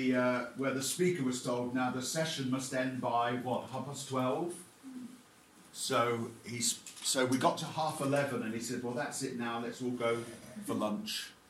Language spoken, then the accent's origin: English; London, United Kingdom; I know I'm from London, but I don't want to be reminded of the London Zoo.